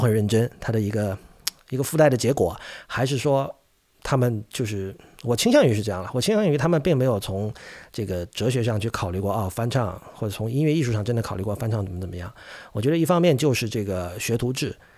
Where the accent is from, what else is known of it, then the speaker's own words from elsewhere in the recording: China; 像我这一代，我出生于一九八零年嘛，的中国乐迷